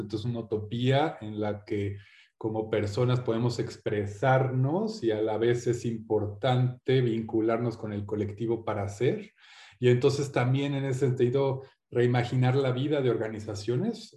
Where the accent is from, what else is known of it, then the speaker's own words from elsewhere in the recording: Mexico; also born or lived in England; soy mexicano inglés, padre inglés, madre mexicana